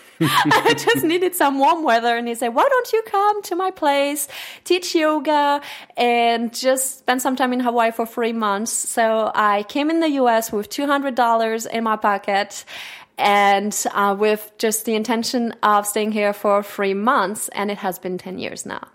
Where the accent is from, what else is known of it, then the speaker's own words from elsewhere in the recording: Switzerland; first language French; English is a second language; moved away as an adult; now in United States; Growing up in Switzerland